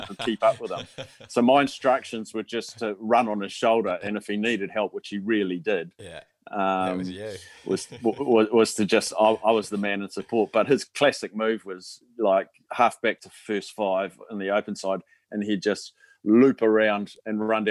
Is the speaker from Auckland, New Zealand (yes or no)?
no; Palmerston North, Manawatū-Whanganui, New Zealand; also born or lived in Christchurch / Hamilton; I grew up in Palmy, did pretty much all my schooling in Palmy and went to Palmy Boys